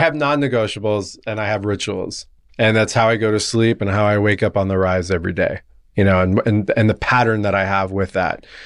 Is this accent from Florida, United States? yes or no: no; La Jolla, California, United States; I grew up in La Jolla, California, okay. down in San Diego